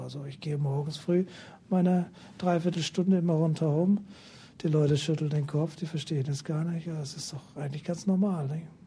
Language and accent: German; Northern Germany, Germany; Als Norddeutscher